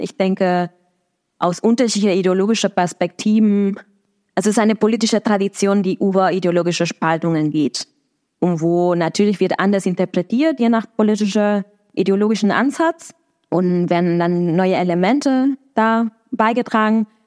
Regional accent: Argentina; German is a second language; now in Berlin, Germany; in Argentinien, das ist, wo ich herkomme

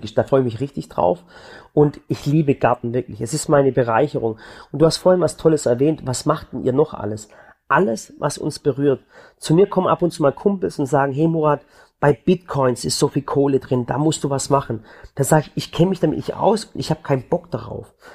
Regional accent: Balingen, Baden-Württemberg, Germany; now in Waghäusel, Germany; Ich komme zum Beispiel von der Schwäbischen Alb. Ich komme aus Balingen.

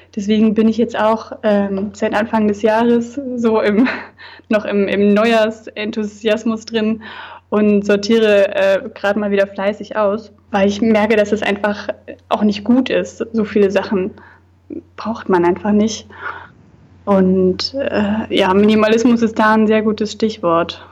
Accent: Thuringia, Germany; moved away as an adult; now in Hamburg, Germany; der Kleinstadt, da wo ich herkomme

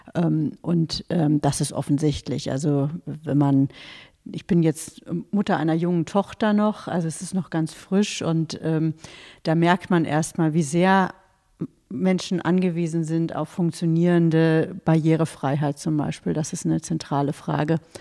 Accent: near Göttingen, Lower Saxony, Germany; es ist ein sehr ländlicher Raum, aus dem ich komme, aus der Nähe von Göttingen

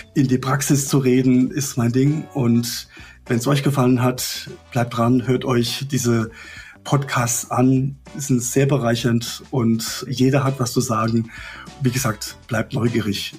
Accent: Rhineland-Palatinate, Germany; Ich komme aus der Pfalz

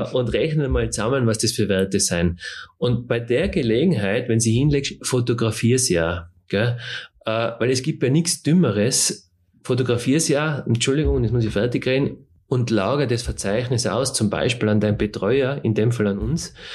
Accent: Tyrol, Austria; bei uns in Tirol

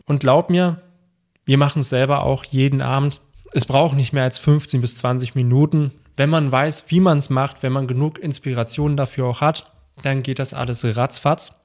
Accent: Germany; bei uns in Deutschland

